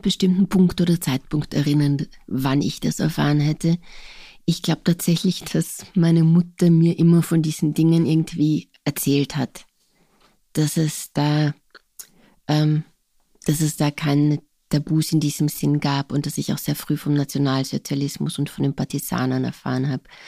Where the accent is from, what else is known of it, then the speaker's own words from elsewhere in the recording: Carinthia, Austria; first language Slovene; German is a second language; also born or lived in Ljubljana, Slovenia; mein Heimatort Kolchachodische hat bis heute keine Ortstafel, keine einzige